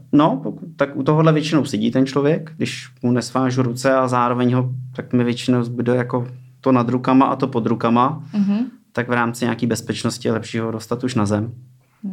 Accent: Ústí nad Labem, Ústí nad Labem Region, Czechia; also born or lived in Plzeň; od 8 let jsem v Ústí

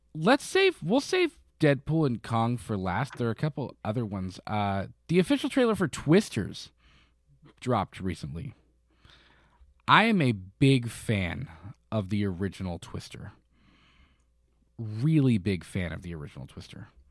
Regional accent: Florida, United States; now in Kentucky, United States; I grew up in Florida where, like, we were in hurricanes

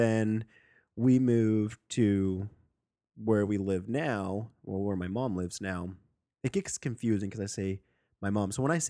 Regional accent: Sandy, Utah, United States; born or raised there

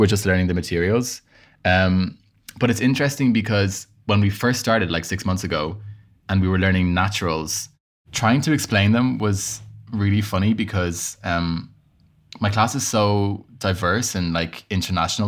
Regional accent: Ireland; accent: Irish; moved away as an adult; also born or lived in Bahrain; now in Paris, France; I moved to Ireland when I was five. So I mean, I've grew up in Ireland.

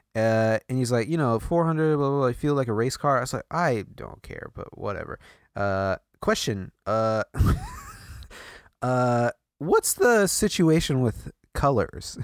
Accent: Midwest, United States; moved away; also born or lived in Iowa; I grew up in the Midwest

